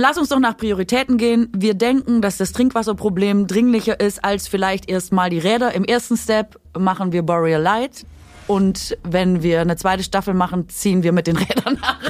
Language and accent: German; Swabia, Germany; Also ich bin Schwäbin